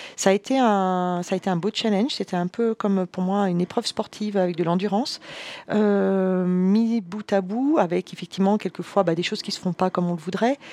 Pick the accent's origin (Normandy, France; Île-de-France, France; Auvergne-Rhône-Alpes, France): Auvergne-Rhône-Alpes, France; Savoy; Je suis savoyarde d'origine